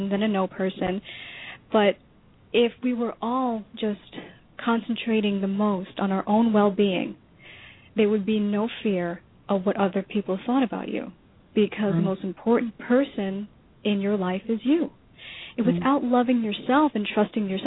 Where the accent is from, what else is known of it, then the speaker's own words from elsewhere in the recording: New York, United States; moved away as an adult; now in Florida, United States; our separate journey growing up in New York